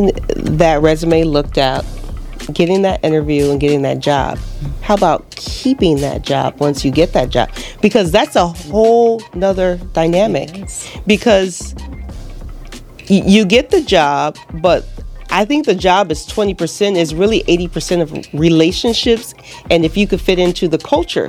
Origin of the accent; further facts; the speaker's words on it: Los Angeles, California, United States; now in Southwest Florida, United States; I'm from Los Angeles